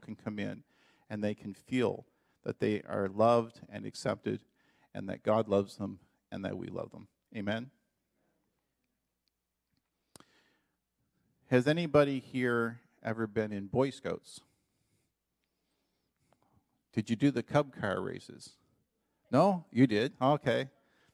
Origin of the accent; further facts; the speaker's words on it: Canada; moved away as an adult; now in Dominican Republic; as a Canadian